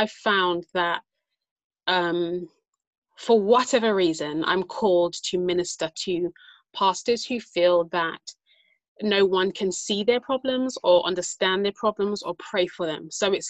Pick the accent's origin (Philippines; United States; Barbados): Barbados; moved away; also born or lived in United Kingdom; I'm born here, but I went to school and all my best friends, my family from Barbados. So if anyone were to ask me, like, where are you from? I'd definitely say Barbados, even though I'm British.